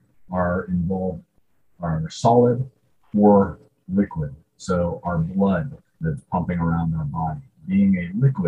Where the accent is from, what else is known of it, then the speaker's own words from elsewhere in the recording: Southern California, United States; I grew up in Southern California